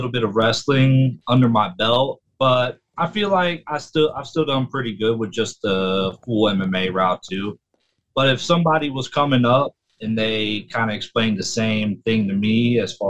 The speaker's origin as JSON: {"language": "English", "town": "Cincinnati", "region": "Ohio", "country": "United States", "tie": "born or raised there", "said": "born and raised in Cincinnati, Ohio, west side my whole life"}